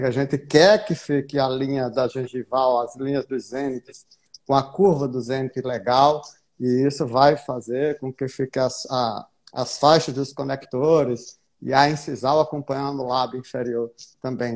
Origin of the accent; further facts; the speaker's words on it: Paraíba, Brazil; Sou paraibano aqui